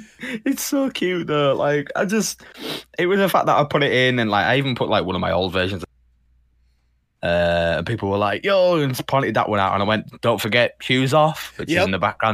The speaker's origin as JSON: {"language": "English", "country": "Canada", "said": "Said to him, I was like, we being Canadian, I was like, what team is it that you support?"}